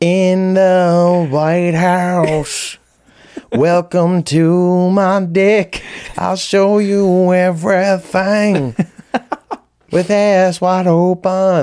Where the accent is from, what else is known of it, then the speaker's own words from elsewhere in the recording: Audubon, New Jersey, United States; I'm from Audubon, New Jersey